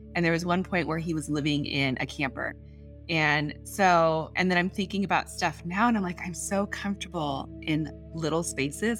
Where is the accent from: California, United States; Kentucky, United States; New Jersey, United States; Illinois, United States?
California, United States; San Diego; I grew up in San Diego, but I travel. I I was born in Northern California, and came down here, and we came down to San Diego